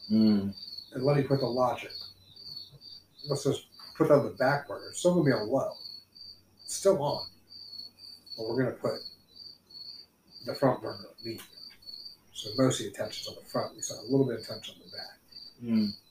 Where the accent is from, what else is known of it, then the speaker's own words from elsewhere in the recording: Salisbury, North Carolina, United States; born there; As any good reggae story starts, I was born in Salisbury, North Carolina.